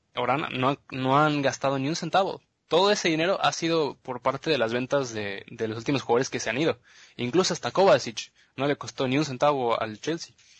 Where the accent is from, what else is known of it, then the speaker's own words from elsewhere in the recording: Mexico; somos, somos mexicanos